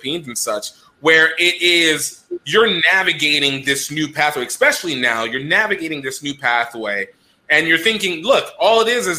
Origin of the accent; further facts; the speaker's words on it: Nigeria; as a Nigerian, I understand.